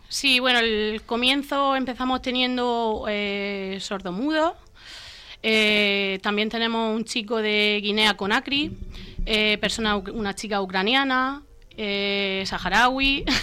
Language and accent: Spanish; Torre Pacheco, Region of Murcia, Spain; mi pueblo